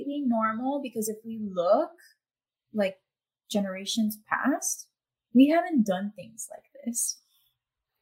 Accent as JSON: {"language": "English", "town": "Miami", "region": "Florida", "country": "United States", "accent": "Miami", "said": "I had to like tone down my accent, I guess, for a while, because I thought that, no, this is Miami accent"}